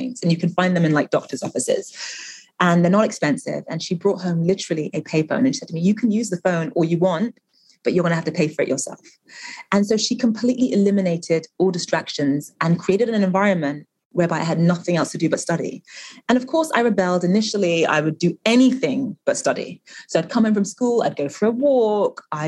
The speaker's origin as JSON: {"language": "English", "region": "London", "country": "United Kingdom", "tie": "born or raised there", "also_born_or_lived": "Nigeria", "said": "I was born in London, but obviously my family's from Nigeria"}